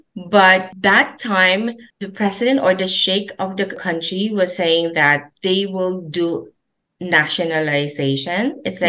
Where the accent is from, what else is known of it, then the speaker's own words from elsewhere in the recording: Meycauayan, Central Luzon, Philippines; moved away as an adult; also born or lived in Manila / Dubai; now in Niagara Falls, Canada; I was born in the Philippines and particularly in Mekawayan, Bulacan. Mm-hmm. So I grew up there